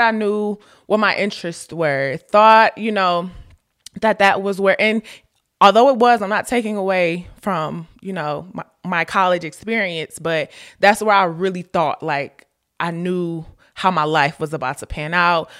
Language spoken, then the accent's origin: English; Ohio, United States; moved away as an adult; also born or lived in Florida; I went to Florida, I'm from Ohio.